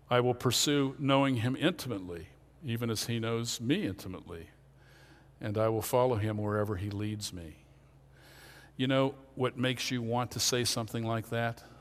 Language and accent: English; Pennsylvania, United States; born there; I'm not good because I was born in Lancaster County.